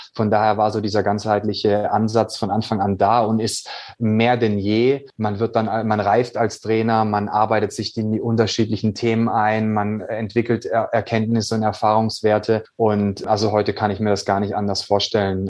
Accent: Swabia, Baden-Württemberg, Germany; ich bin ja ein gebürtiger Schwabe

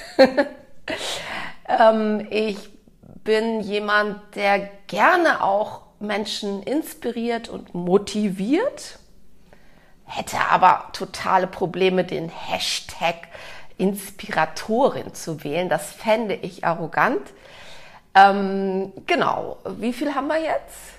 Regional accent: Cologne, North Rhine-Westphalia, Germany; Ich bin in Köln aufgewachsen

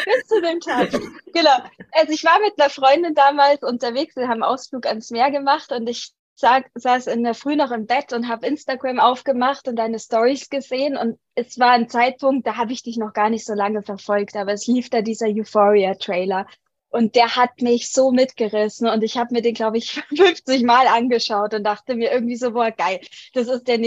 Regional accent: Munich, Bavaria, Germany; moved away as an adult; now in Bali, Indonesia; Wir sind vor ein paar Monaten ausgewandert. Ich komme ursprünglich aus München, bin aber immer gerne rumgereist.

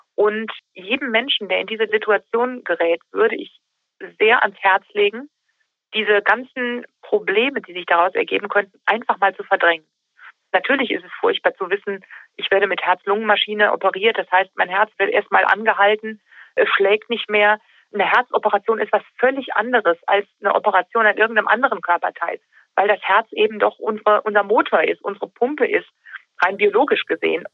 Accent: Taunus, Hesse, Germany; Richtig, das ist meine Heimat. Hier lebe ich seit über 40 Jahren.

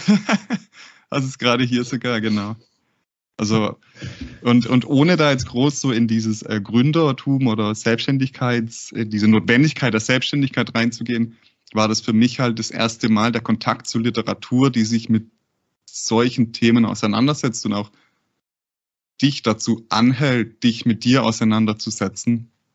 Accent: Cleversulzbach, Baden-Württemberg, Germany; Und ich bin äh, in, der, in einer sehr ländlichen Gegend bei Heilbronn aufgewachsen. Genau heißt das Dorf Klaversulzbach

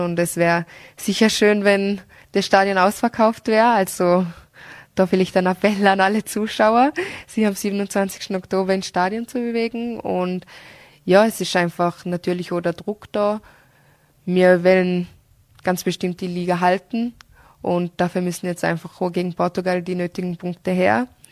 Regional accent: Austria; bei uns in Österreich

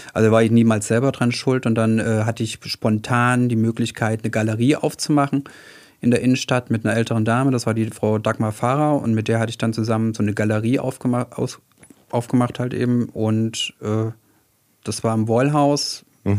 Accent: Weimar, Thuringia, Germany; moved away as an adult; now in Heilbronn, Germany; ursprünglich komme ich aus Weimar

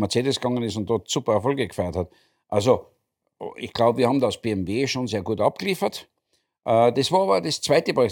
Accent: Austria; Ich bin als Österreicher

